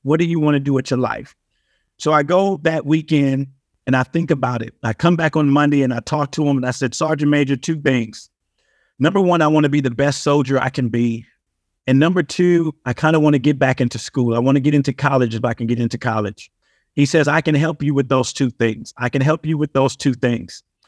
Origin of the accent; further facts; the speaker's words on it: Compton, California, United States; But I'm originally from Compton, California.